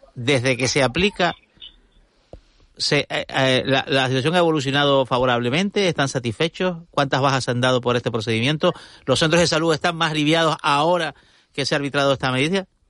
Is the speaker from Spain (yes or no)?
yes; Tenerife, Canary Islands, Spain; Yo soy tinerfeño